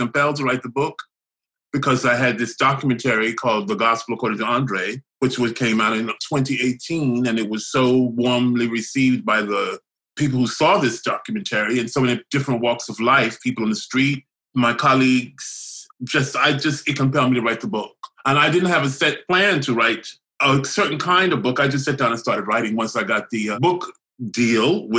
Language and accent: English; the South, United States; when I was growing up in the South